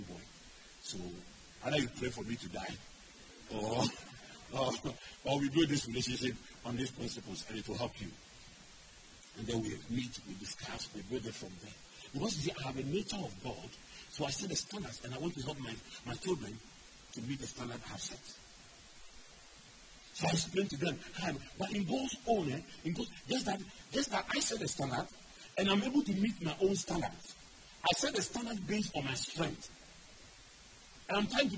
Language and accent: English; Ghana; I grew up in Anabraka.